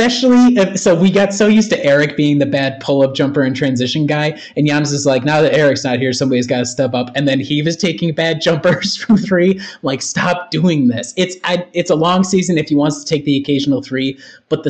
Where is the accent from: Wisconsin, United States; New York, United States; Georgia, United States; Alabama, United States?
Wisconsin, United States; moved away